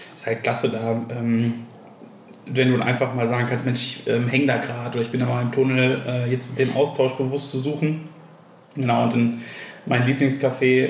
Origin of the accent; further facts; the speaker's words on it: Enger, North Rhine-Westphalia, Germany; ich bin gebürtiger Ostwestfale, äh, bin in äh, Enger äh, bei Bielefeld aufgewachsen